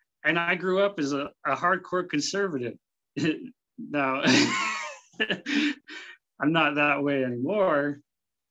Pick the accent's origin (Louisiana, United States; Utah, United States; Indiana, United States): Utah, United States; Salt Lake City; I grew up in Salt Lake City, Utah